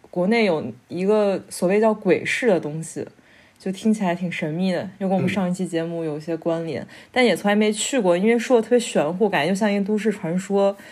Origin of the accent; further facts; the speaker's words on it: China; moved away as an adult; also born or lived in Kassel, Germany; now in Berlin, Germany; 我是中国人